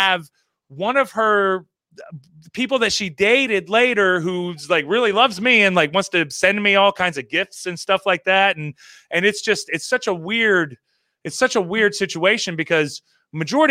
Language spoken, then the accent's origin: English; Florida, United States; also born or lived in Maryland; I was born in Maryland, and then I moved to Florida. And moving to Florida when I was like three years old